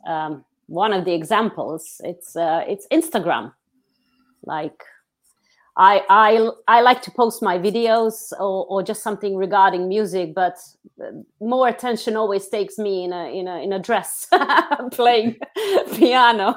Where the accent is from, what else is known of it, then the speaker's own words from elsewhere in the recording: Montenegro; moved away as an adult; now in London, United Kingdom; I was born in Montenegro, but I'm very much British